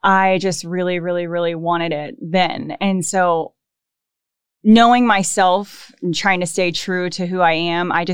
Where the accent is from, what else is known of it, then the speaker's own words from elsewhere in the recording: Houston, Texas, United States; moved away as an adult; now in Pensacola, United States; I am from Houston, Texas, born and raised, was there all the way until I turned, I believe, 25